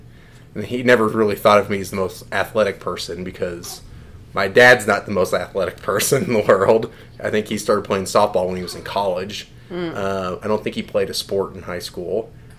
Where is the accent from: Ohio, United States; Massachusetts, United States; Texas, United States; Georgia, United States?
Texas, United States; Houston; also born or lived in Egypt; I grew up mostly in Houston. We moved around a little bit overseas, Egypt.